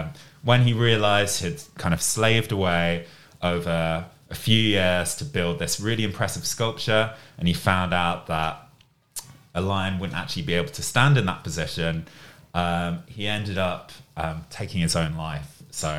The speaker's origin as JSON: {"language": "English", "town": "Reading", "region": "South East England", "country": "United Kingdom", "tie": "born or raised there", "said": "So my hometown, I guess where I grew up, is Reading, which is a town which is close to London."}